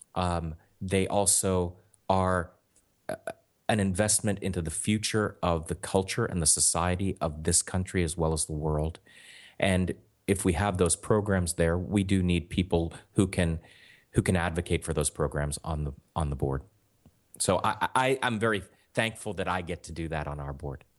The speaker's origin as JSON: {"language": "English", "town": "Pittsburgh", "region": "Pennsylvania", "country": "United States", "tie": "born or raised there", "also_born_or_lived": "New York", "moved": "as an adult", "lives_now": "Los Angeles, United States", "said": "growing up in Pittsburgh"}